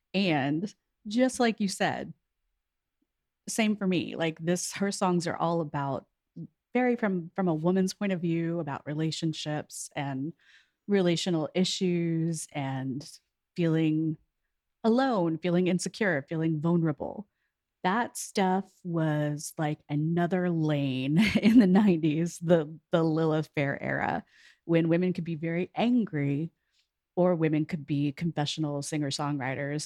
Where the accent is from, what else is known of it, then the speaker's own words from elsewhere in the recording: near Houston, Texas, United States; moved away as an adult; also born or lived in New York; I'm from Texas, I'm from near Houston